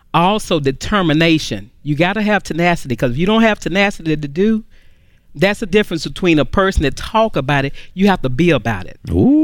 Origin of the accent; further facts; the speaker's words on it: Dallas, Texas, United States; I'm from Dallas, Texas